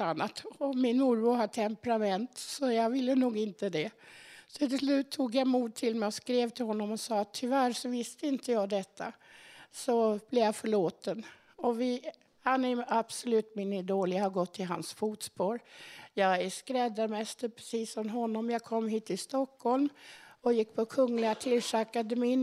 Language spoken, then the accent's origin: Swedish; Dortmund, North Rhine-Westphalia, Germany; moved away; also born or lived in Göttingen, Germany; där var det på vischan med höns, kaniner och morötter. Där växte jag upp.